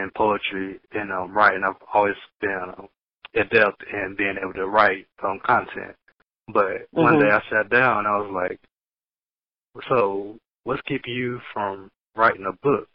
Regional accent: Knoxville, Tennessee, United States; also born or lived in Marietta, Georgia; my first memories were here in Knoxville. East Knoxville is pretty much where I was raised at.

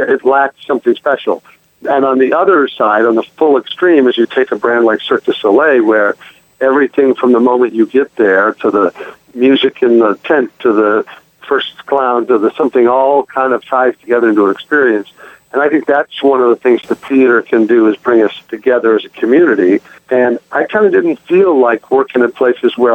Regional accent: Omaha, Nebraska, United States; I was spoiled growing up in Omaha

